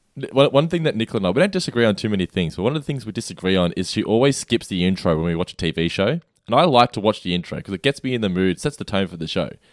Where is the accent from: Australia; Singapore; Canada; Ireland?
Australia; being an Australian.